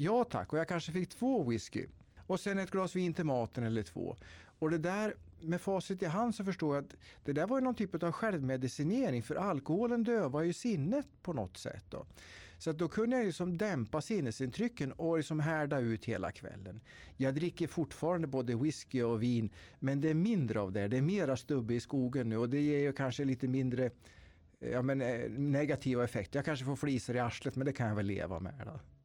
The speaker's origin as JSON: {"language": "Swedish", "area": "Tiveden forests, Närke", "region": "Örebro County", "country": "Sweden", "tie": "born or raised there", "said": "jag är född och uppväxt i Tiveskogarna i Närke"}